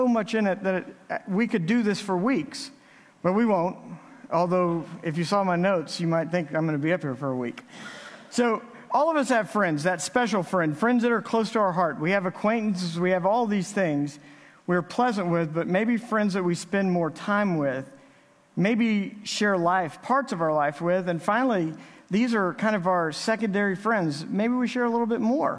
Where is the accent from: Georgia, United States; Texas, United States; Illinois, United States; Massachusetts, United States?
Texas, United States; Navasota; now in Midland, United States; Creed and I grew up together in Navasota, Texas